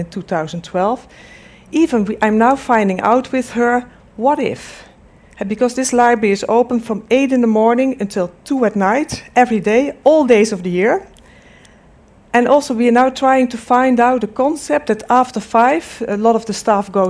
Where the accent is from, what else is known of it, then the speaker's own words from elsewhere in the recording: Delft, South Holland, Netherlands; I'm from the Netherlands, from Delft, where's the Technical University in Delft